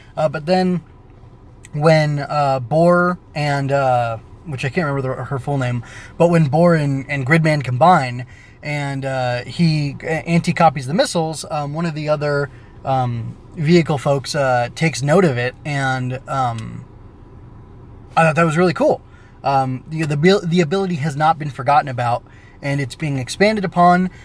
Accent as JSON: {"language": "English", "region": "California", "country": "United States", "tie": "born or raised there", "said": "I was a, you know, heteronormative uh, teenage boy in the United States growing up in California"}